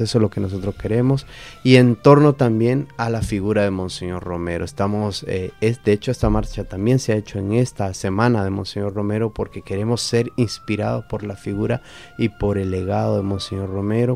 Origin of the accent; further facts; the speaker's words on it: El Salvador; como salvadoreños